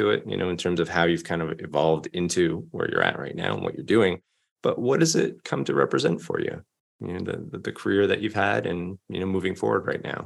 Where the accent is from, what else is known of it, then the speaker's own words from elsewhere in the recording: Canada; I'm from Canada, but I'd never been to Vancouver and never lived there